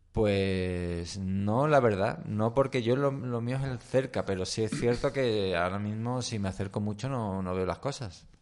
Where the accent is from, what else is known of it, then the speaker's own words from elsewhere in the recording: Seville, Andalusia, Spain; yo hasta los nueve años me crié, desde que nací hasta los nueve años estuve en, Ro Rochalambert